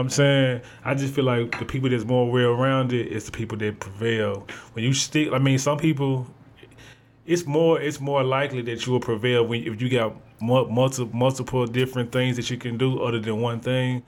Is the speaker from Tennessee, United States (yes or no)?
yes; Memphis, Tennessee, United States; I'm from Memphis, but I wasn't born in Memphis. I moved to Memphis in 2000